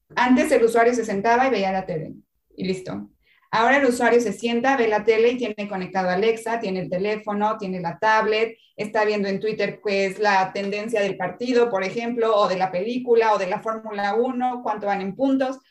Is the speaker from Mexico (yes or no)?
yes; Mexico; moved away as an adult; now in Chile; yo soy mexicana, estoy en Chile, llegué en marzo del año pasado